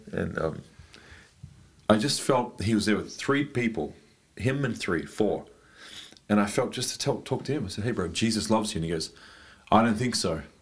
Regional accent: Australia; moved away as an adult; now in Germany; I came from Australia. I now live in Deutschland

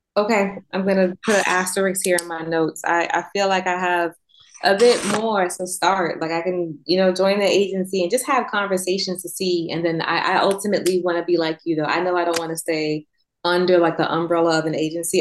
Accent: New York, United States; moved away; I'm from New York, born and raised

